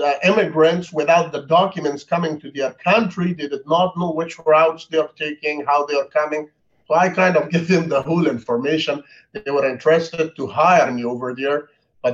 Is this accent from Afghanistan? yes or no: yes; Kabul, Afghanistan; English is a second language; moved away as an adult; also born or lived in Dubai; now in Texas, United States; I was born in Kabul, Afghanistan in 1983